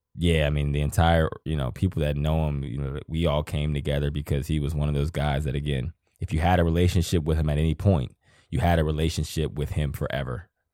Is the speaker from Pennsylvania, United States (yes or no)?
yes; Johnstown, Pennsylvania, United States; moved away; I'm from Johnstown, Pennsylvania.